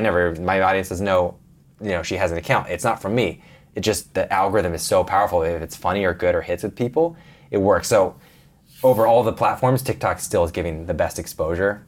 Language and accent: English; Portland, Oregon, United States; moved away as an adult; Portland, Oregon. Grew up on a little farm area